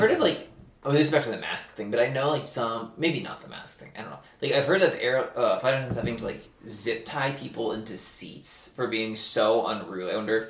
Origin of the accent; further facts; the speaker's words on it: Kansas City, United States; My hometown.